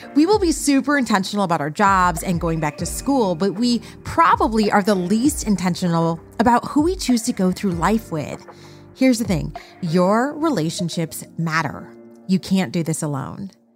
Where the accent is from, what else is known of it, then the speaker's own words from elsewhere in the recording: near South Bend, Indiana, United States; moved away; I'm, like, right by South Bend, Indiana, from where I was originally from.